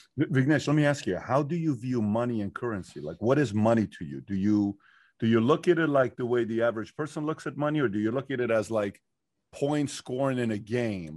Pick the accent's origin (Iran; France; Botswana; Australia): Iran; moved away; I'm not from here, I'm from Iran